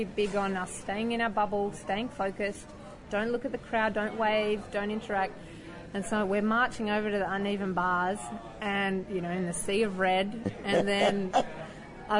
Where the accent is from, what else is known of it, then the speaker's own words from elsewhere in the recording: Australia; I'm the Australian